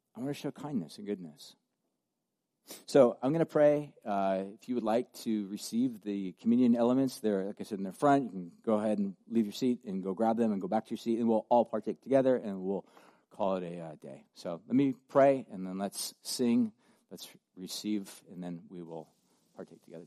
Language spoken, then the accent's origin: English; United States